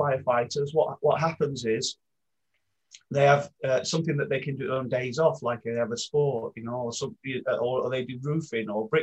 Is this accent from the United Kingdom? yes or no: yes; Maltby, Yorkshire and the Humber, United Kingdom; I grew up in Maltby in South Yorkshire